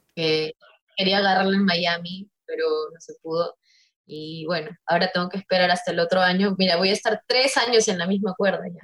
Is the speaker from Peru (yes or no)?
yes; Peru; soy la única peruana